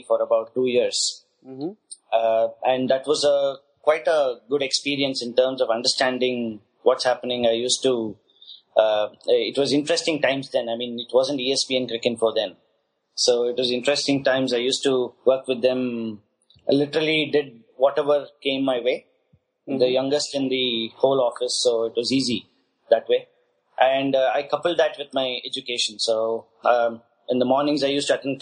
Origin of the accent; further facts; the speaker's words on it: Chennai, Tamil Nadu, India; I hail from Chennai and a place called Besanagar